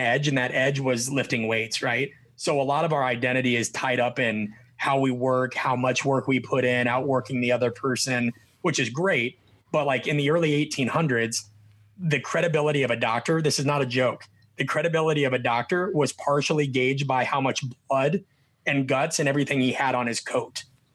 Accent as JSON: {"language": "English", "region": "Nebraska", "country": "United States", "said": "I'm from Nebraska."}